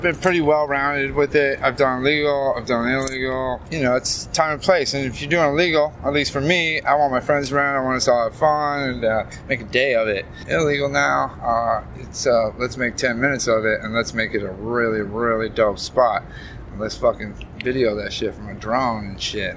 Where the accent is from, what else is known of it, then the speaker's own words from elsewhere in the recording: West Coast, United States; moved away as an adult; also born or lived in Seattle / Portland / Atlanta; not just my hometowns, but you know I'm from the West Coast